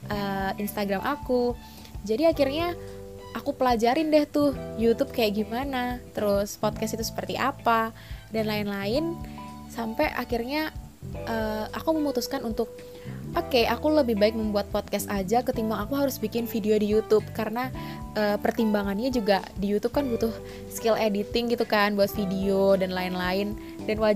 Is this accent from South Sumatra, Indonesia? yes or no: no; Palangkaraya, Central Kalimantan, Indonesia; born there; now in Surabaya, Indonesia; Aku lahir di Kota Palangkaraya, Kalimantan Tengah pada 6 Desember tahun 2000.